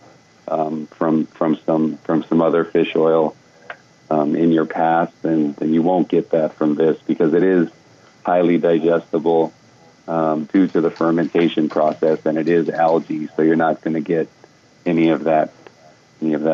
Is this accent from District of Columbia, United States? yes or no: no; Hawaii, United States; I grew up in Hawaii